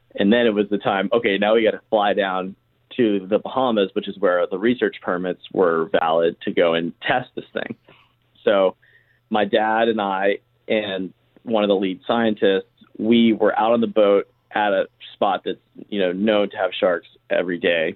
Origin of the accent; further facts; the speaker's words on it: Charleston, South Carolina, United States; I grew up in Charleston, South Carolina